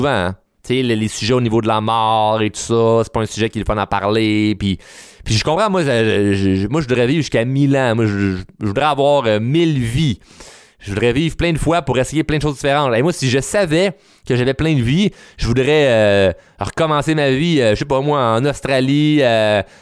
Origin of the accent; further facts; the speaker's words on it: Repentigny, Quebec, Canada; ben moi, je suis né à Rapantini. Euh, j'étais allé à l'école à Repentigny, rencontré ma femme à Repentigny